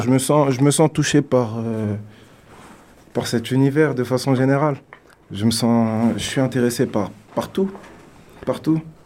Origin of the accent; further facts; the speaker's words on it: France; also born or lived in Africa; now in Canada; artiste né en France. Euh, qui au début a évolué en France, puis euh, je suis allé en Afrique parce que j'ai des origines africaines. Et euh, depuis trois ans, je suis au Canada